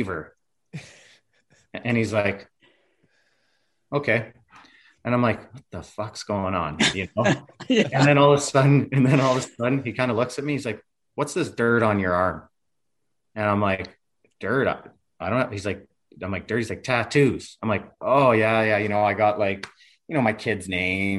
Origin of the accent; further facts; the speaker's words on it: the Carolinas, United States; I'm from Carolina